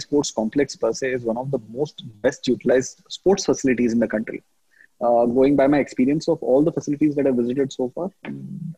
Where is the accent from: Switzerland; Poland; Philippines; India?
India; Mumbai, Maharashtra; moved away as an adult; now in Jamshedpur, India; I'm born and brought up in Mumbai